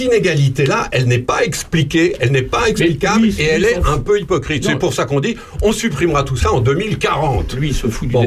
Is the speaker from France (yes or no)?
yes; France; chez nous en France